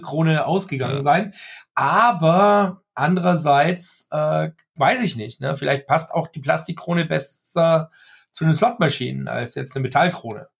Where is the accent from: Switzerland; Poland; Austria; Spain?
Austria; also born or lived in Germany; ich bin Österreicher aus Österreich, der in Österreich lebt und Deutsch kann